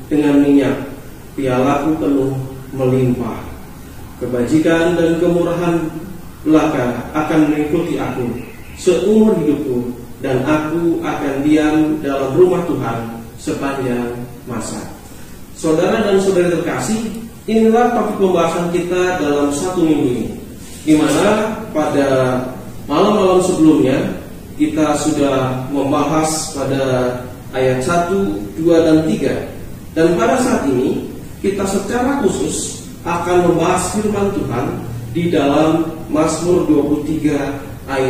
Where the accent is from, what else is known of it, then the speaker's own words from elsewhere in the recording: Jepara, Central Java, Indonesia; Eh, kebetulan di kampung di mana saya tinggal eh, di Jepara, saudara dan saudari sekalian, ya saya berasal dari Jepara.